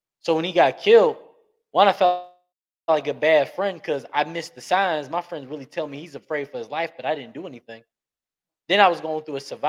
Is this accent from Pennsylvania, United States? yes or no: yes; Philadelphia, Pennsylvania, United States; moved away; also born or lived in Atlanta, Georgia / Little Rock, Arkansas; I'm already from Philly, that's a major city. Coming to Atlanta was like a slowdown from Philly